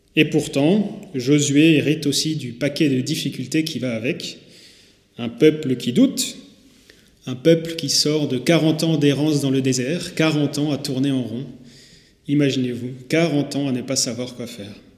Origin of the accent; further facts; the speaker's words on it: Haguenau, Grand Est, France; moved away as an adult; now in Saint-Louis, France; Je suis moi-même né à Haguenau il y a 26 ans de ça. J'ai grandi en allant à Nautiland, à Didiland, au cinéma Pâté et au plan d'eau des Brumates.